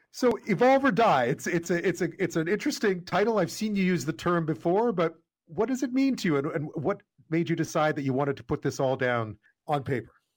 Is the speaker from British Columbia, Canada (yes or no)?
no; Montreal, Quebec, Canada; that's where I grew up